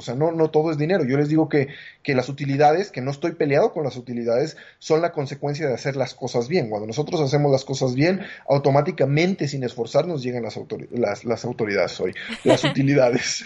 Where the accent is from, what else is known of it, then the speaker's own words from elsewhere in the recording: Mexico; Yo me siento mexicano, este, quiero mucho a mi país